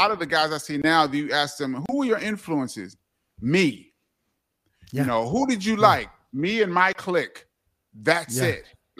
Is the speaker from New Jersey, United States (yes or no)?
no; New York City, New York, United States; I was born and raised in Brooklyn.